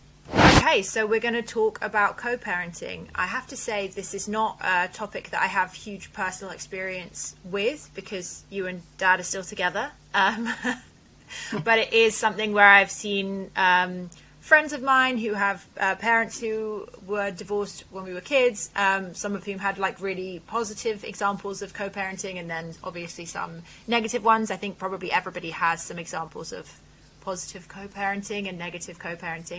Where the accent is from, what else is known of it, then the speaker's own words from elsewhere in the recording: Wales, United Kingdom; also born or lived in Lebanon; the Welsh castles that I spent my childhood exploring